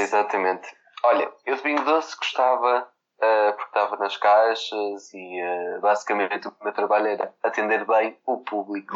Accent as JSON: {"language": "Portuguese", "town": "Vila Nova de Gaia", "region": "Norte", "country": "Portugal", "said": "eu sou de Gaia"}